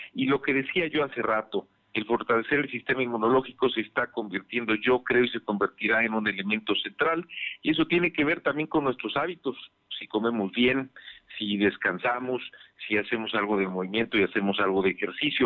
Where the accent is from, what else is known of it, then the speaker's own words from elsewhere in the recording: Puebla, Mexico; como poblanos, como mexicanos